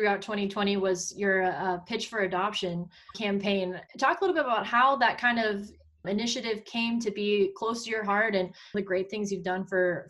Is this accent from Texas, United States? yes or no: yes; Texas, United States; moved away as an adult; also born or lived in Missouri; now in Maine, United States; I'm from Texas, went to Mizzou as well.